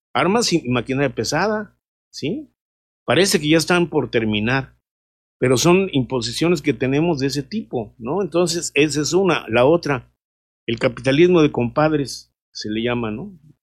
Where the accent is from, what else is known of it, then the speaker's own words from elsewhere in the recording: Mexico; nosotros como mexicanos